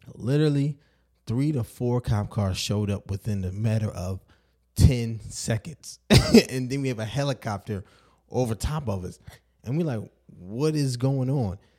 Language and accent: English; Baltimore, Maryland, United States; growing up in Baltimore